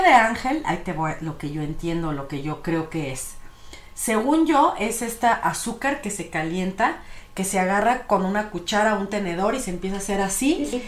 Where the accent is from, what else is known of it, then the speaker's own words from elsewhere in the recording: Mexico; nosotros aquí en México